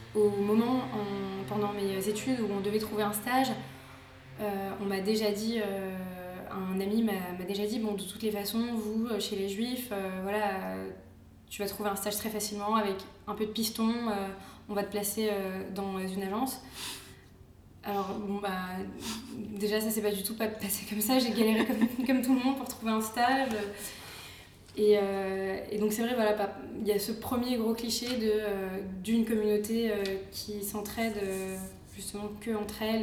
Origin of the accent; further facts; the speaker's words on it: Paris, Île-de-France, France; moved away; also born or lived in Israel; je suis née en France, je pense pas avoir un accent juif pied noir euh, spécialement marqué